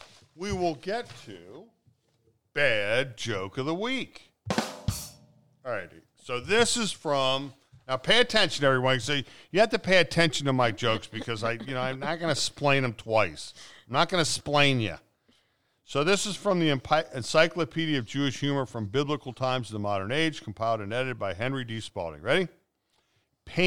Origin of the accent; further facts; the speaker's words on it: Transylvania, Romania; What accent are you talking about? I come from Transylvania.